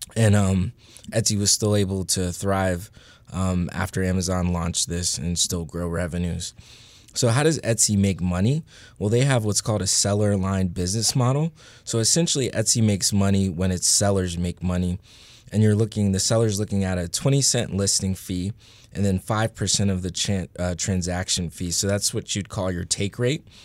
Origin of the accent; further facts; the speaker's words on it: Northern Virginia, United States; I'm from Northern Virginia